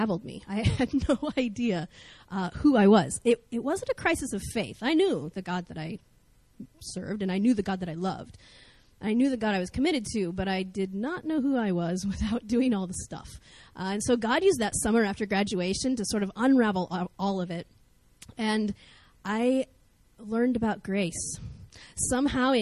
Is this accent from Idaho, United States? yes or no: yes; North Idaho, United States; I grew up in North Idaho in America.